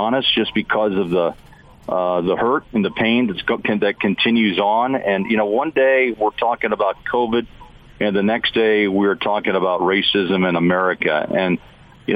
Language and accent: English; the Ozarks, Missouri, United States; moved away; also born or lived in Kansas City; raised in the Ozarks in Missouri